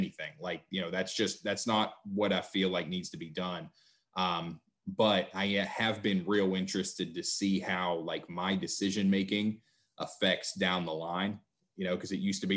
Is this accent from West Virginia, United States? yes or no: yes; West Virginia, United States; I am from West Virginia, sometimes referred to as Best Virginia